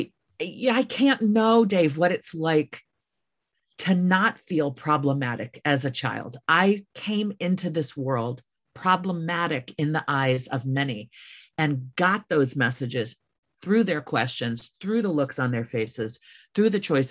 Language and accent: English; United States; I knew I was an American. I was born overseas, but I was born to an American